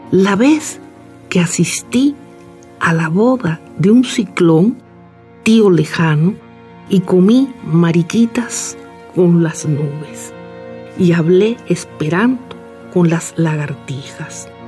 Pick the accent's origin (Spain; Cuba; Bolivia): Cuba; now in Mexico; que ya, ya, ya lo perdí. Los cubanos que me conocen dicen, no, ya tú hablas como mexicana y los mexicanos